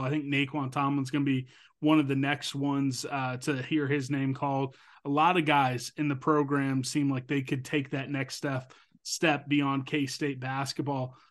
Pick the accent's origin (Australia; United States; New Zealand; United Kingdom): United States; Topeka, Kansas; my hometown of Topeka, Kansas